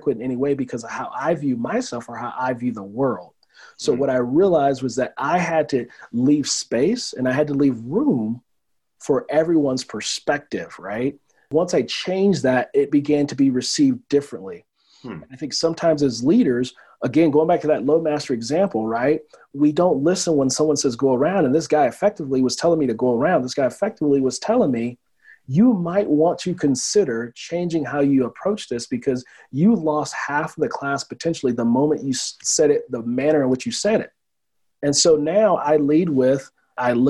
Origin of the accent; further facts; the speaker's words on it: Oakland, California, United States; now in Colorado, United States; When I was a kid growing up in Oakland